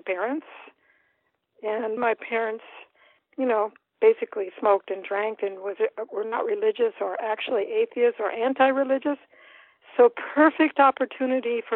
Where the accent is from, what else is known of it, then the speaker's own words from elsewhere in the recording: Davis, California, United States; also born or lived in Madison, Wisconsin / Moscow, Idaho / Berkeley, California; ended up in Davis, California. 1955, we came. It's a beautiful little town, 2,000 people